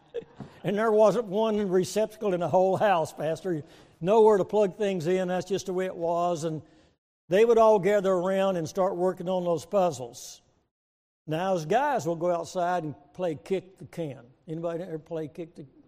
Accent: Waco, Texas, United States; moved away as an adult; also born or lived in Springfield, Missouri; now in Oklahoma, United States; we're from Oklahoma at least for the last um, 50 years, but I was born and raised in Texas

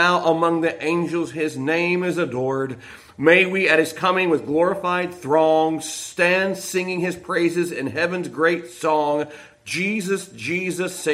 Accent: Millersburg, Ohio, United States; also born or lived in Richmond Dale, Ohio; I was born in Millersburg, Ohio. My family's from Richmonddale, Ohio.

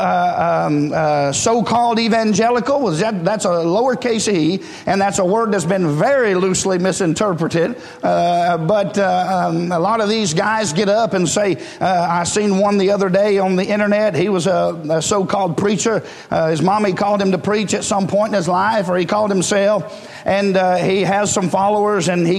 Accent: United States; as an American

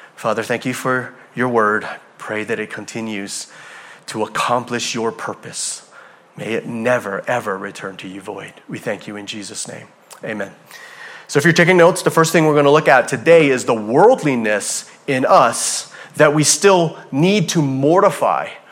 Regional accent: Hawaii, United States; moved away; I'm from Hawaii

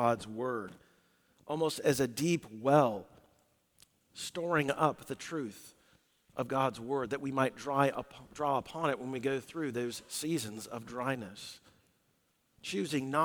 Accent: Southwest, United States; We grew up in the Southwest

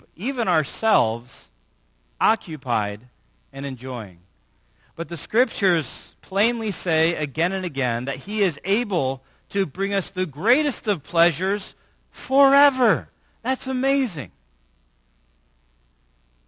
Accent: United States; as American Christians

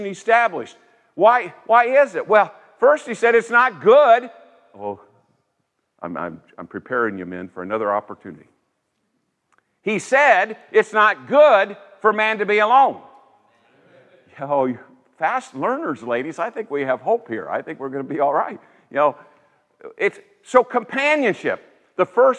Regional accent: Indiana, United States; also born or lived in Greenville, South Carolina; I'm from Indiana

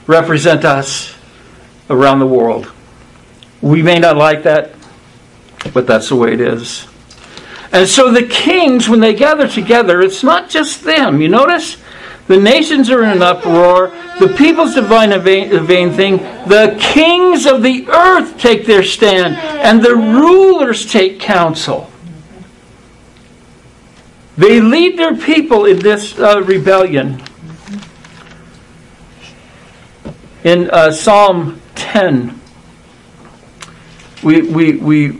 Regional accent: United States; United States of America

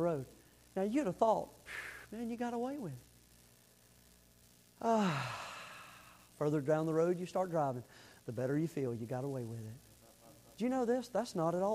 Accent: the Panhandle of Florida, United States; the little town I grew up in the Panhandle of Florida

